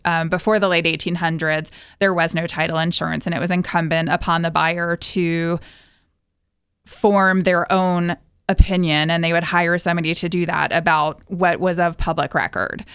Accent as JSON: {"language": "English", "town": "Atlanta", "region": "Georgia", "country": "United States", "moved": "as an adult", "said": "I'm originally from Atlanta, moved here in ninety-one, and living in the mountains"}